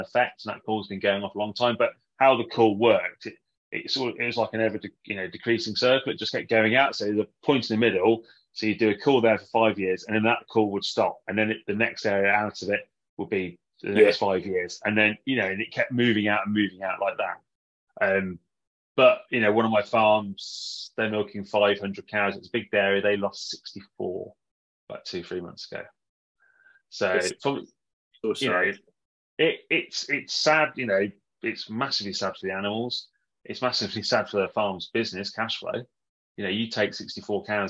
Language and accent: English; Warwickshire, West Midlands, United Kingdom; moved away as an adult; also born or lived in New Zealand; growing up in Warwickshire